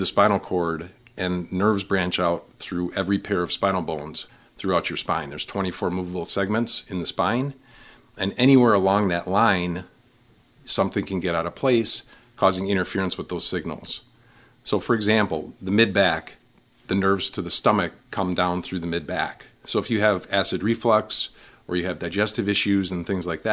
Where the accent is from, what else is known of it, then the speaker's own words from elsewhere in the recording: Milwaukee, Wisconsin, United States; moved away as an adult; also born or lived in Waukesha / Brookfield; now in Wausau, United States; I am from the Milwaukee area, born and raised in Milwaukee